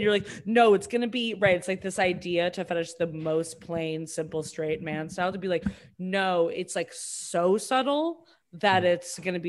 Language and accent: English; Boston, Massachusetts, United States; I'm from Boston